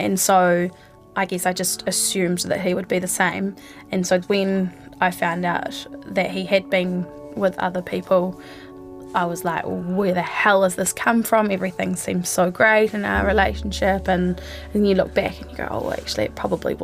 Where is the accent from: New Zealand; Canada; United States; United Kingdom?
New Zealand; Nelson; also born or lived in Christchurch; now in Wellington, New Zealand; grew up in Nelson but lived in Christchurch for 10 years